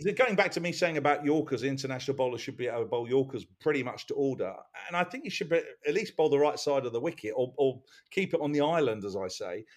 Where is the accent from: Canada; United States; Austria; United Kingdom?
United Kingdom; England; as being English